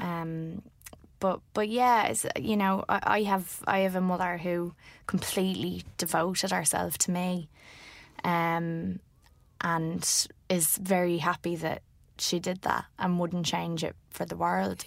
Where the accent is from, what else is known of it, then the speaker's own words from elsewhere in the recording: Ireland; as an Irish woman